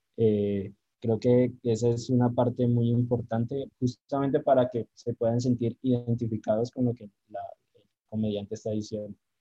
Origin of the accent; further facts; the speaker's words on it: Pasto, Nariño, Colombia; que a uno le pidan chistes siendo pastuso